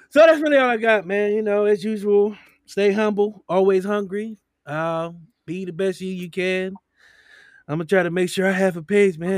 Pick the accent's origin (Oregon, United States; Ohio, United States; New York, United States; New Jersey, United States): Ohio, United States; Cleveland; I'm from Cleveland, y'all.